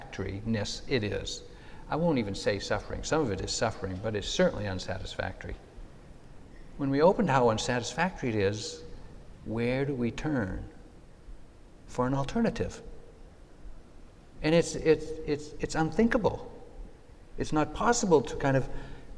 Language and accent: English; New England, United States; when I was growing up in New England back in the 50s